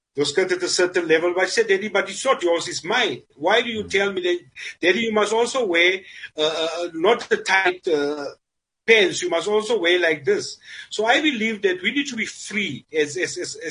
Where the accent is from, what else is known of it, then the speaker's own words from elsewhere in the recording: South Africa; I grew up in Smithy